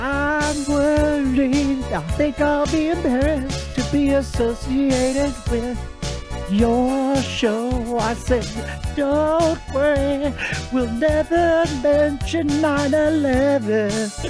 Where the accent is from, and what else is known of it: Wyoming, United States